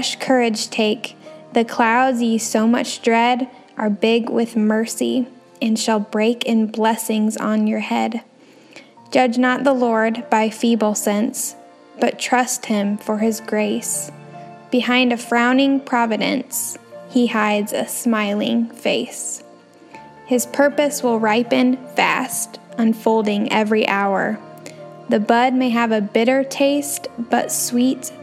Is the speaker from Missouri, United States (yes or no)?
yes; Springfield, Missouri, United States; from Springfield, Missouri